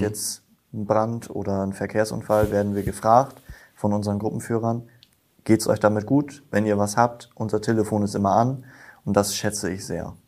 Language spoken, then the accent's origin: German; Himmelpforten, Lower Saxony, Germany; moved away as an adult; now in Apensen, Germany; Ich bin aus Himmelfort nach Abensen gezogen, meiner Freundin wegen hm. und Familie und Feuerwehr. Ähm, bin jetzt mittlerweile seit knapp zwei Jahren in Abensen auch in der Feuerwehr, war davor, seitdem ich zehn bin, in der Jugendfeuerwehr in Himmelforten